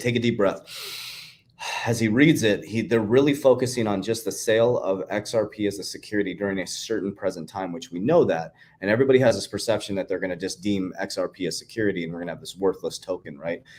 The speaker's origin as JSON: {"language": "English", "country": "United States", "said": "I am proud to be an American"}